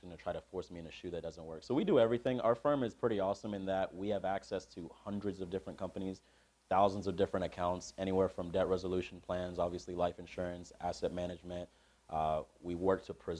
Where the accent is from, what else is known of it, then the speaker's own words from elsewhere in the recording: Nashville, Tennessee, United States; now in Tucson, United States; I grew up in Nashville.